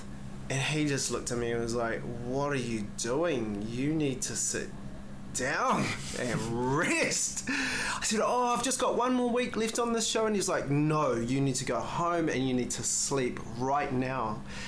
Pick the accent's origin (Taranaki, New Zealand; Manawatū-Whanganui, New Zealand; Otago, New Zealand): Manawatū-Whanganui, New Zealand; Whanganui; I was whangaed by my grandparents in Whanganui, and it was a beautiful upbringing.